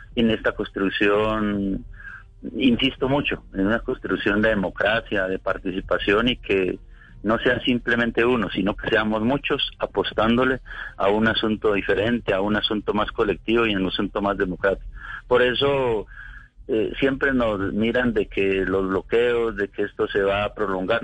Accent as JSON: {"language": "Spanish", "country": "Colombia", "said": "somos colombianos y como colombianos"}